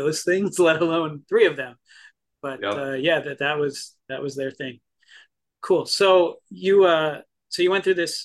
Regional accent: New Jersey, United States; I'm from Jersey, but to me, I'm actually from the garden part of the state.

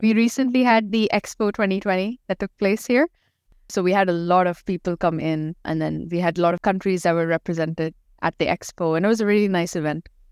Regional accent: Dubai, United Arab Emirates; also born or lived in Pakistan; I'm from Pakistan, but I've lived, born and brought up here in Dubai.

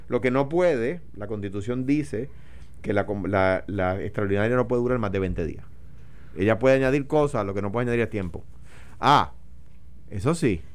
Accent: Puerto Rico; a los puertorriqueños. En eh, particular a los latinos en general, pero, pero con nosotros en particular

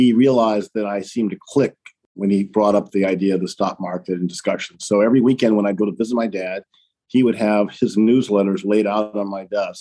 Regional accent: Chicago, Illinois, United States; I grew up in Hyde Park here in Chicago

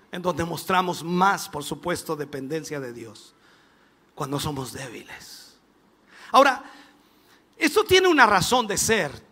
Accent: Minas del Prado, Chile; born there; Allá nací yo, en Minas del Prado, allá, ni siquiera en un hospital, ni siquiera en una posta.

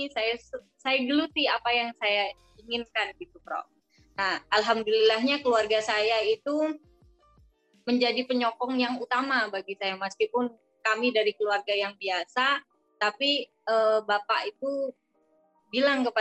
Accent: Madura, East Java, Indonesia; ini sebenarnya hanya saya yang berasal dari Madura

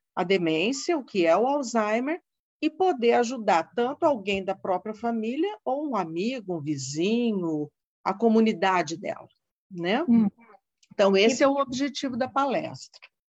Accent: Londrina, Paraná, Brazil; moved away as an adult; Eu sou do Paraná, sou de Londrina, hum. vim de uma terra fria

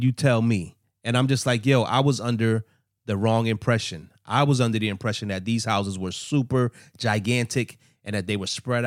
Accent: Los Angeles, California, United States; moved away; also born or lived in East Coast; I grew up in Los Angeles too, as well as the East Coast

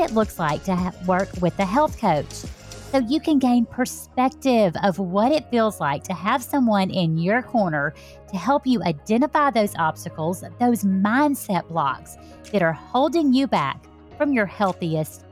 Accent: Alabama, United States; accent: Southern; I'm from Alabama

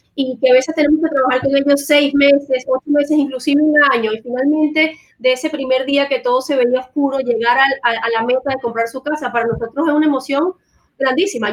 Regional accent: Venezuela; moved away as an adult; now in United States; Yo particularmente vengo de Venezuela, tengo ya 20 años viviendo aquí en Estados Unidos

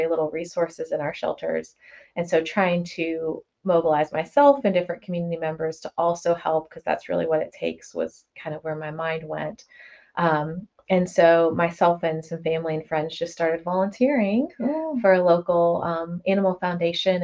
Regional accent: Oldham County, Kentucky, United States; also born or lived in Milwaukee, Wisconsin / Georgia; moved to Kentucky at 10 years old. So I've been here for 20, 30 years now, so it's been quite a bit. So I consider myself from here

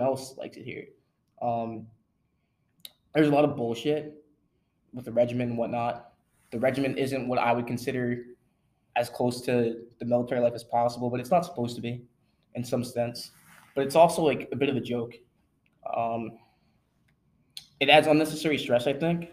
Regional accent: South Shore, Long Island, New York, United States; I grew up on Long Island. I grew up South Shore, Long Island.

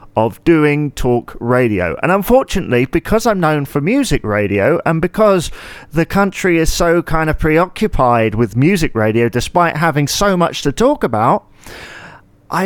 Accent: United Kingdom

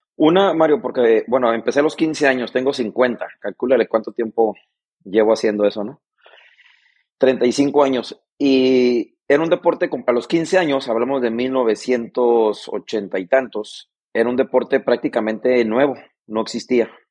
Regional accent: Mexicali, Baja California, Mexico; vengo de Mexicali

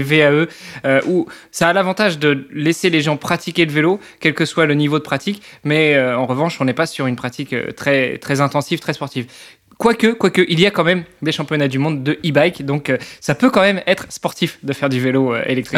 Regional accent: Normandy, France

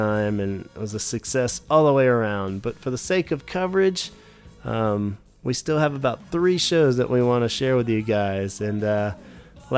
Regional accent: Stafford, Virginia, United States; now in North Carolina, United States; I grew up in Stafford, Virginia, about 1 hour south of D.C.

